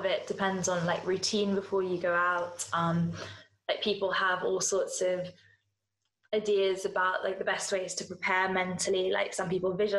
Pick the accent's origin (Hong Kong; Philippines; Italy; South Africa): Hong Kong; also born or lived in India (ancestry); now in London, United Kingdom; I'm Indian by descent, even though we grew up in Hong Kong